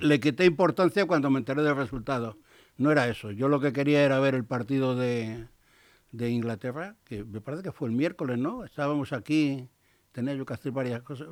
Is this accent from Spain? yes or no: yes; Spain; soy un español que la R no lo pronunciado